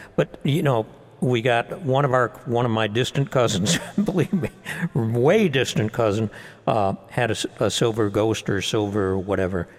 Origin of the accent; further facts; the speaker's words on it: Buffalo, New York, United States; I'm from Buffalo